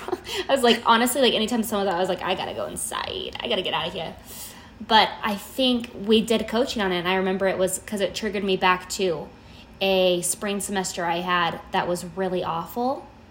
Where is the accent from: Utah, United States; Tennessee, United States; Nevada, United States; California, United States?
Nevada, United States; Las Vegas; I'm from Vegas.